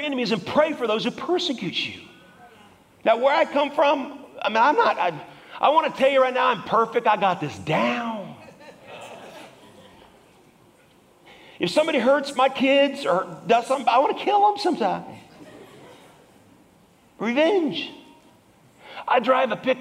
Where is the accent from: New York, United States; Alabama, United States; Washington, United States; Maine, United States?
Washington, United States; moved away; I'm from Washington